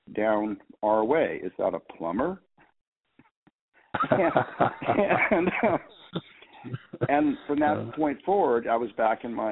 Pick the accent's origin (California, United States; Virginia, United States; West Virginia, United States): California, United States; San Jose; moved away as an adult; my hometown is San Jose, California